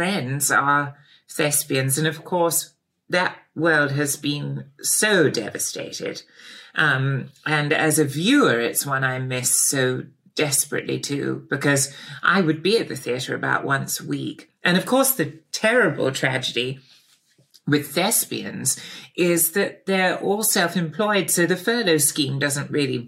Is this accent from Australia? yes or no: no; Pangbourne, South East England, United Kingdom; also born or lived in Bradfield; my parents moved to Pangbourne when I was about five from Bradfield College